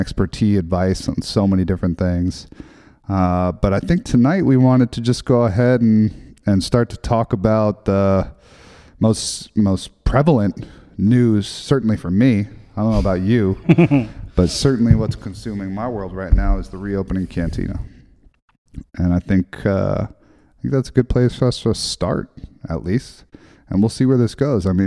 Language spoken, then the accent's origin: English; New York City, New York, United States; also born or lived in Hillsdale, New York / the Berkshires; I grew up in New York City, downtown Tribeca, way before it was cool.